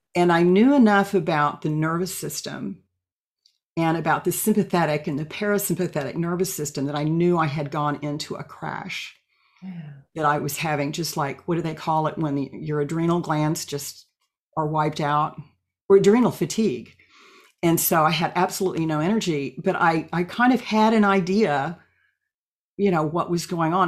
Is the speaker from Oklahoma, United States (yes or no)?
yes; Oklahoma, United States; moved away as an adult; now in Eugene, United States; I was born and raised in Oklahoma